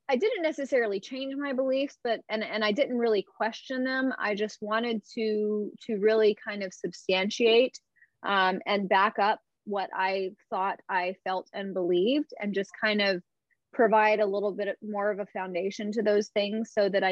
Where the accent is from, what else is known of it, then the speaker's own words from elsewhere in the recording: Alabama, United States; now in California, United States; I grew up in the Bible Belt in Alabama.